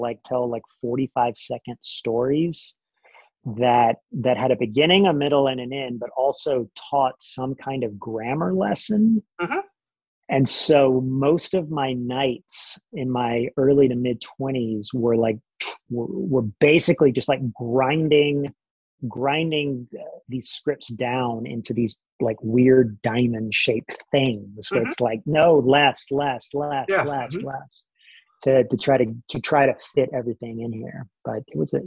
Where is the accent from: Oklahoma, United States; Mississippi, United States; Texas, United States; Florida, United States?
Mississippi, United States; Columbus; moved away as an adult; also born or lived in Memphis, Tennessee / Savannah, Georgia; now in Brooklyn, United States; I was born in Memphis, Tennessee, and moved shortly thereafter to Columbus, Mississippi